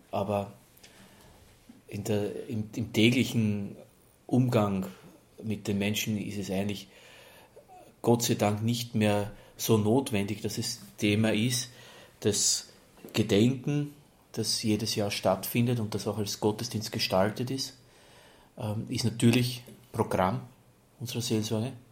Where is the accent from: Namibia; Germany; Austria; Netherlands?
Austria; Lower Austria; Ich komme aus Niederösterreich, dort hat man über die Volksgruppe der Roma und Sinti eigentlich, was ich mir erinnern kann, so wenn man da im Wirtshaus gewesen ist oder so, eher immer sehr negativ gesprochen.